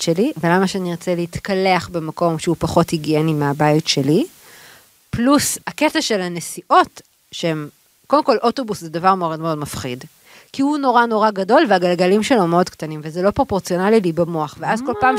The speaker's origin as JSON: {"language": "Hebrew", "town": "Tel Aviv", "region": "Tel Aviv District", "country": "Israel", "tie": "born or raised there", "said": "אנחנו גדלנו בשיכון. באנו משיכונים, אמנם שיכון בבלי, אבל שיכון"}